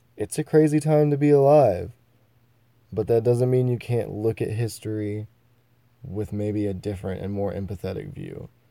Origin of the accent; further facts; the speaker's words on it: United States; I am an American, born in the United States of America